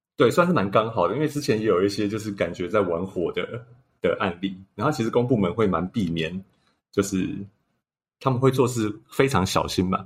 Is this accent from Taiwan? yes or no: yes; Hsinchu, Hsinchu City, Taiwan; 我本身是新竹人